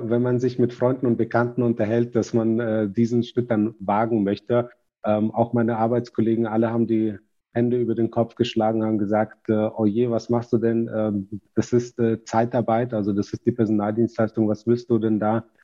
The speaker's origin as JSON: {"language": "German", "country": "Kazakhstan", "moved": "yes", "lives_now": "Germany", "said": "Und äh, mein äh, Vater zum Beispiel, wir sind äh, aus Kasachstan nach Deutschland gekommen."}